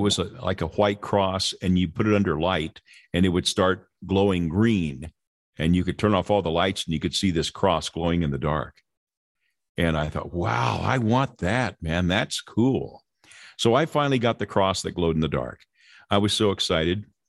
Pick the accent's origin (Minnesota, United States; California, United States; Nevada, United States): California, United States; Lynwood; I grew up in Southern California in a place called Linwood